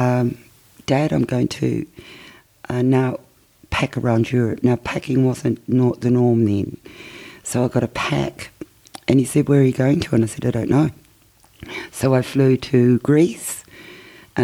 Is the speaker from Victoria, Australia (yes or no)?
yes; Coburg, Victoria, Australia; when I was growing up in Coburg